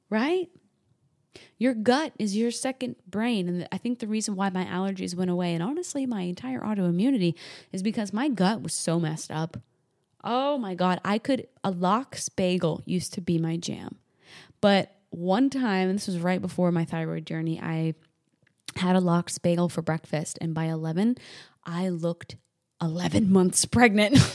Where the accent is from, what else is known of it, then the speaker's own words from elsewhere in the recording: New Hampshire, United States; moved away as an adult; also born or lived in the Carolinas; I moved from New Hampshire, where I was raised, down to the Carolinas